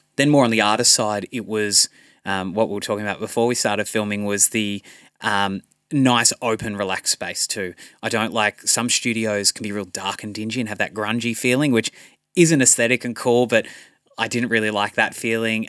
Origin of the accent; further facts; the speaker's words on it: Central Coast, New South Wales, Australia; I grew up here on the Central Coast